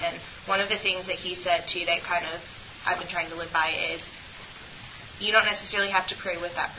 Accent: North Carolina, United States; I'm from North Carolina.

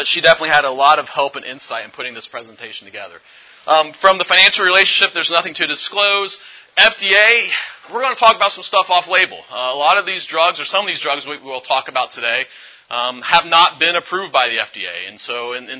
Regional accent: Findlay, Ohio, United States; I'm from Findlay, Ohio area, which is in northwest Ohio

